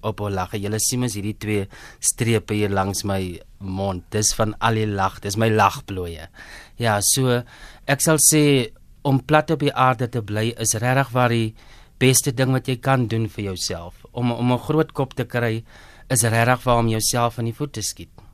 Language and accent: Afrikaans; Groblershoop, Northern Cape, South Africa; moved away as an adult; also born or lived in Upington / Pretoria; ek is 'n Noord-Kaper, hoor. Ek is gebore in Appington. Ek het grootgeword in Grablershoop